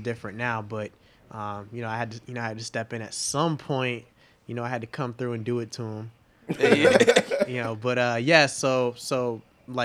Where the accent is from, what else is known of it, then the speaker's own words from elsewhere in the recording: Boston, Massachusetts, United States; moved away as an adult; now in Fort Worth, United States; I'm from Boston originally, but about 3 years ago, I moved to Fort Worth, Texas.